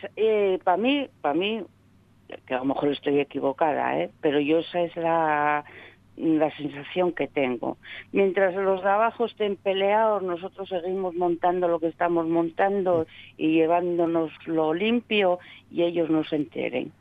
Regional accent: Gijón, Asturias, Spain; also born or lived in Sama de Langreo; yo soy de Sama, pero vine para Gijón a los ocho años. Mm. Y estuve allí hasta los veinticuatro

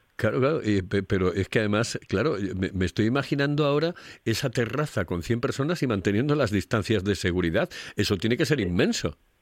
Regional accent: Asturias, Spain; somos muchísimos los asturianos que nos vamos directamente hacia Castilla

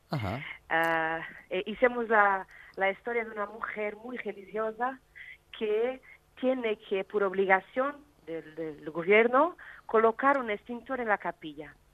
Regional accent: Portugal; Spanish is a second language; porque yo soy portuguesa y no hablo muy bien.

